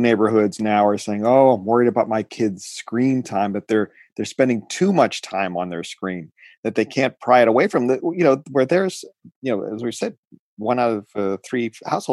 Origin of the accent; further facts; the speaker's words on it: Oakland, California, United States; the Oakland Unified School District here in my hometown